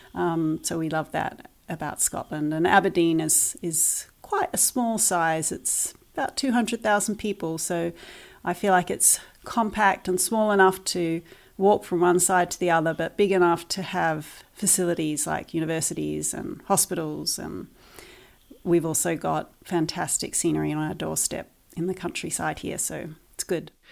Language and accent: English; New Zealand; moved away as an adult; also born or lived in Christchurch, New Zealand / United Kingdom; We are originally from New Zealand